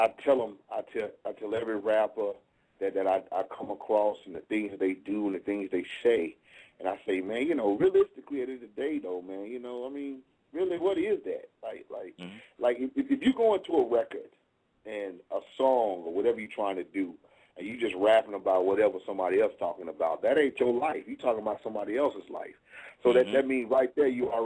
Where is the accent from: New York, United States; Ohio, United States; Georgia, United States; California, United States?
Georgia, United States; Atlanta; I'm from Atlanta